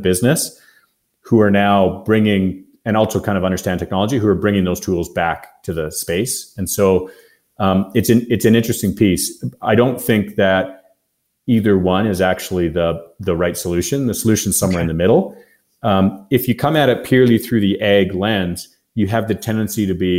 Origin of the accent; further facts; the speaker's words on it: Canada; we're from Canada and we're in agriculture